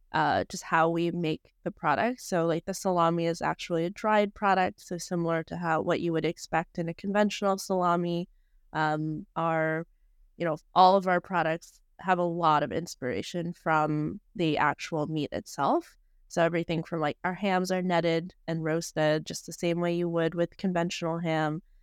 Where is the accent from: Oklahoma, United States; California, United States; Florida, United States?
California, United States; Bay Area; I'm from the Bay Area